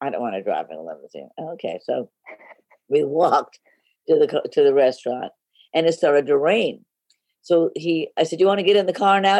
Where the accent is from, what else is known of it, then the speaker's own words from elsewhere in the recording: Los Angeles, California, United States; I grew up in Hollywood